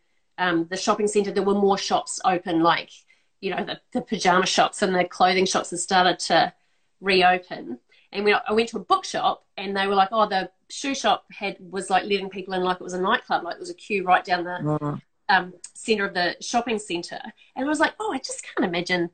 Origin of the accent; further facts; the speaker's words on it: Christchurch, Canterbury, New Zealand; now in Melbourne, Australia; Christchurch, which is my hometown